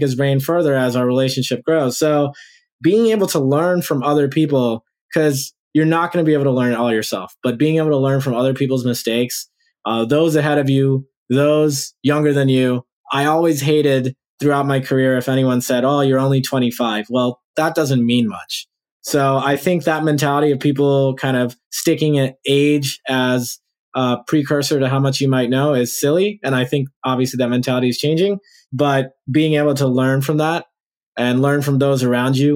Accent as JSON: {"language": "English", "town": "New Orleans", "region": "Louisiana", "country": "United States", "tie": "born or raised there", "moved": "yes", "lives_now": "Los Angeles, United States", "said": "people in Louisiana, my home state"}